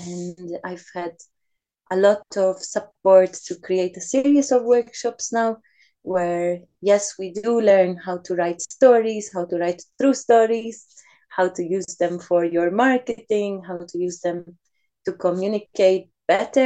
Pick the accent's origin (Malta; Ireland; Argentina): Malta; now in Switzerland; I am originally from Malta.